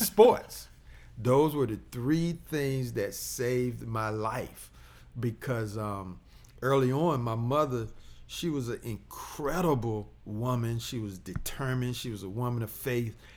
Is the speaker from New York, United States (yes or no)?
no; Portsmouth, Virginia, United States; now in Chesterfield, United States; growing up in Portsmouth